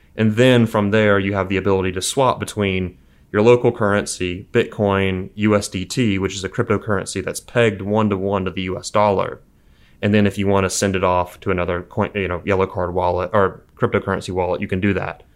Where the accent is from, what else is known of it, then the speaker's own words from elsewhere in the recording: Mobile, Alabama, United States; From Mobile, Alabama originally